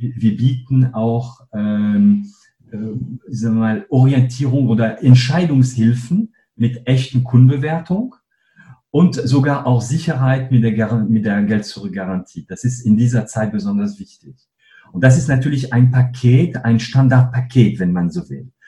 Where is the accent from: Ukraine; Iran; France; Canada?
France; northern France; German is a second language; moved away as an adult; also born or lived in Paris / Cologne; now in Germany; ich bin gebürtiger Franzose. Ähm, aufgewachsen bin ich in einem kleinen Dorf in Nordfrankreich.